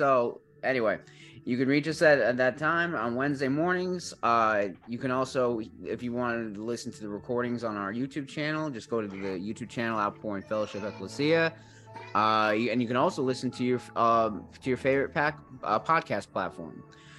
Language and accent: English; Australia; And Malcolm, we're from Down Under, Australia.